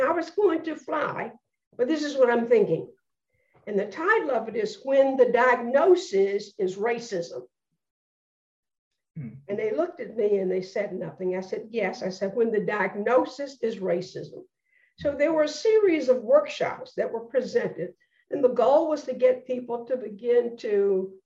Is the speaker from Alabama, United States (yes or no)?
yes; Birmingham, Alabama, United States; I am a person born and raised in Birmingham, Alabama